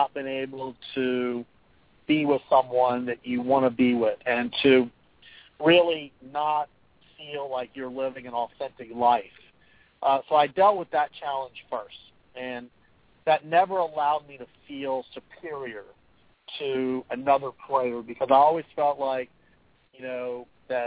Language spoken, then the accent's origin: English; Florida, United States; I grew up in Florida on the slow clay courts.